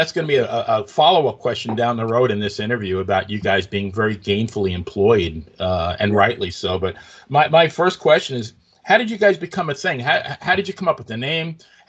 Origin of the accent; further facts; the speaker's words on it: Long Island, New York, United States; moved away; I've been in Florida since 2001, so I've been here 20 years. I think I've lost a good bit. I grew up on Long Island, New York.